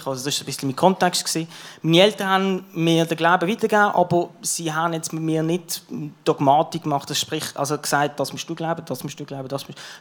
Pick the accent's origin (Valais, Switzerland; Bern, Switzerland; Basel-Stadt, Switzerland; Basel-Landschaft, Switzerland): Basel-Stadt, Switzerland; Basel; Ich bin geboren eben in Basel, in Kleinbasel, in Kleinbasel